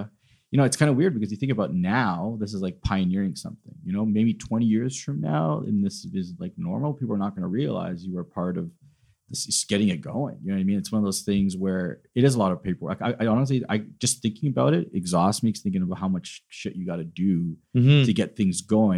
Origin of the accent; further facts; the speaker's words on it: Canada; we're Canadian